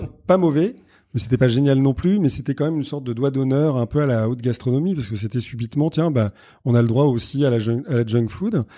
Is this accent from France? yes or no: yes; Paris, Île-de-France, France; j'ai grandi à Paris